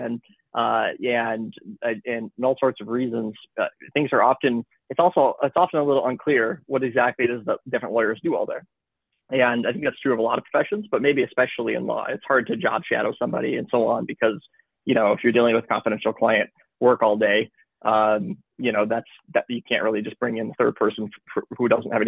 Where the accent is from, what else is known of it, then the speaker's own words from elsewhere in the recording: Michigan, United States; moved away as an adult; also born or lived in Chicago, United States; now in Los Angeles, United States; I'm from Michigan